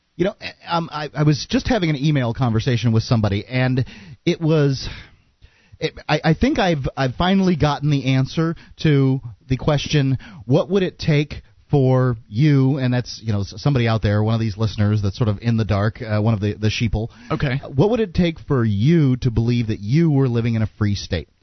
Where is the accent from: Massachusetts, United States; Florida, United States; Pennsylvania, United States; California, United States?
Florida, United States; Sarasota; now in Keene, United States; I was born in the city of, uh, near the city of yeah, in the city of Sarasota